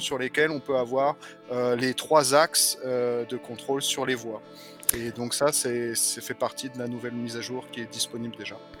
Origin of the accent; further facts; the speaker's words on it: France; moved away as an adult; now in Germany; je suis français, hein, mais euh, je suis basé en Allemagne depuis euh, maintenant une dizaine d'années